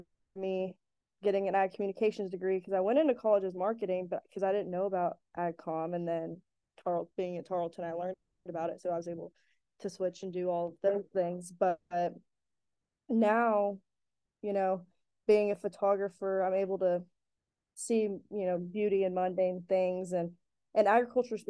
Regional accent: Joshua, Texas, United States; moved away as an adult; now in Fort Worth, United States; I now live in Fort Worth, but I'm from Joshua, Texas

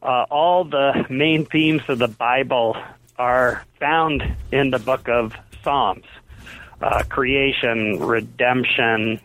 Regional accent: Columbus, Ohio, United States; also born or lived in Princeton, New Jersey; I grew up in Ohio where there wasn't a lot of squash

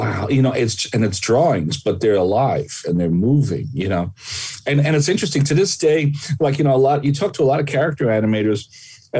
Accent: New York City, New York, United States; I grew up in Brooklyn back before it was cool and trendy

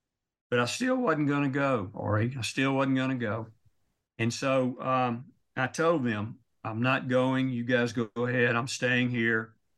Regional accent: Louisiana, United States; born there; I was born on a farm in North Louisiana, which is about as far from Israel, I guess, as you can be.

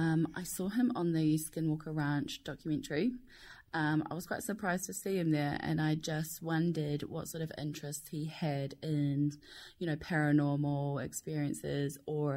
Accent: New Zealand; Hey, Theo. … I'm from New Zealand.

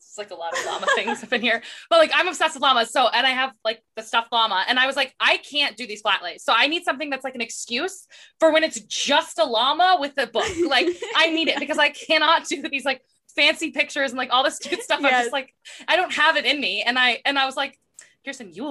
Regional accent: Arizona, United States; We're both from Arizona

